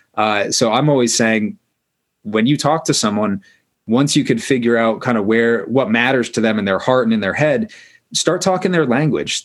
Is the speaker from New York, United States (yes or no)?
no; Maine, United States; I grew up in Maine